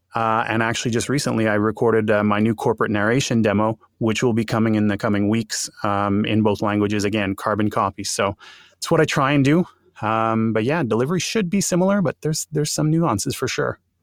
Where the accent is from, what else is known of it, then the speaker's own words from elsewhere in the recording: Montreal, Quebec, Canada; accent: French Canadian; first language English; I am French Canadian, having, having grown up in, uh, in Montreal and, uh, having that, uh, that accent, so to speak.